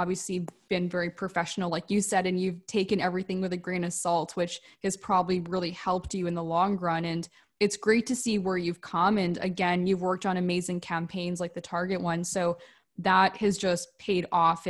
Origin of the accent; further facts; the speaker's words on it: Canada; I'm from Canada